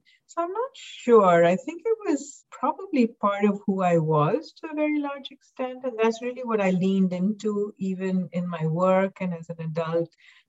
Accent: Mumbai, Maharashtra, India; moved away as an adult; also born or lived in North America; I grew up in Mumbai, India, and I went to an international school, so was in school with people from all over the world

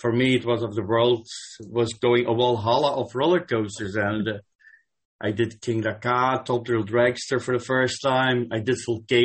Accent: Belgium; I'm from Belgium, land of the waffles and chocolate and the beers

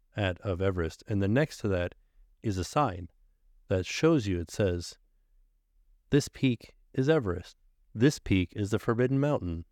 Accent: Florida, United States; I am from Florida

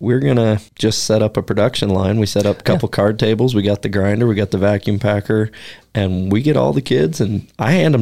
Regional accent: Oregon, United States; moved away as an adult; also born or lived in Alaska; now in Wyoming, United States; growing up in Oregon

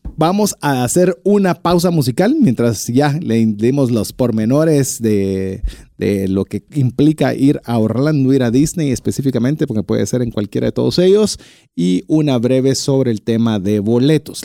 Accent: Guatemala; como buen latino, buen guatemalteco, buen chapín

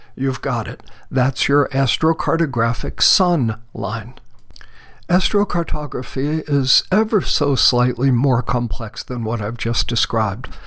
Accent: Mount Vernon, New York, United States; moved away as an adult; now in Borrego Springs, United States; I was born on January 6th of 1949 at 3:21 in the morning Eastern Standard Time in Mount Vernon, New York, down near New York City in Westchester County.

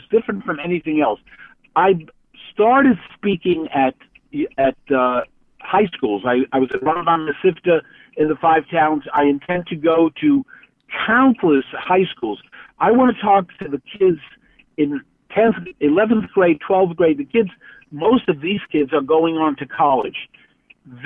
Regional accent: New York City, New York, United States; growing up in Williamsburg

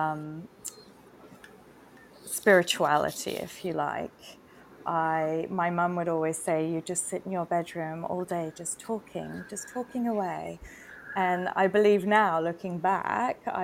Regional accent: Singapore; moved away as an adult; now in Bali, Indonesia; Growing up in Singapore as well, you know, it was quite a strict education system

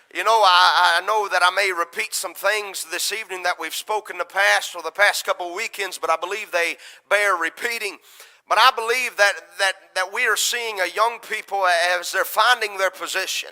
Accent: United States; America is my home country.

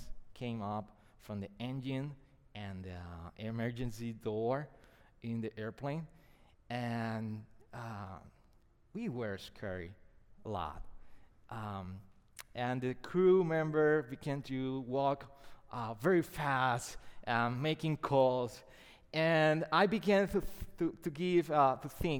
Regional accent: Puerto Rico; first language Spanish; English is a second language; my first language is not English, it's Spanish.

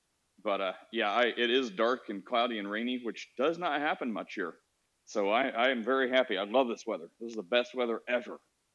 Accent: Midwest, United States; Well, no matter where I lived, I grew up in the Midwest.

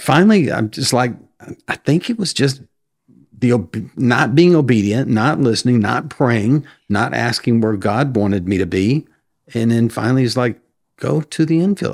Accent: Sabine, Texas, United States; moved away as an adult; also born or lived in Prosper, Texas; now in Mount Vernon, United States; I grew up in Sabine

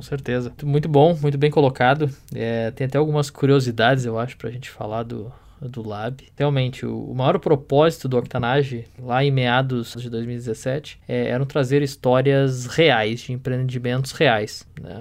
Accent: Porto Alegre, Rio Grande do Sul, Brazil; now in London, United Kingdom; eu sou de Porto Alegre, né, do Rio Grande do Sul

